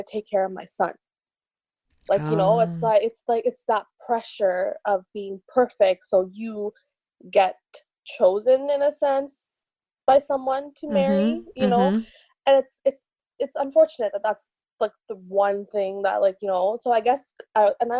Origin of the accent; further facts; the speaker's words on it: Montreal, Quebec, Canada; I'm 29 and I'm from Montreal